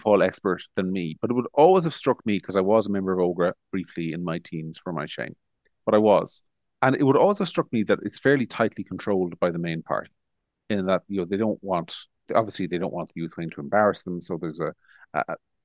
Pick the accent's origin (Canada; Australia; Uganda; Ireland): Ireland; Monaghan, Ulster; I was born and raised in Monaghan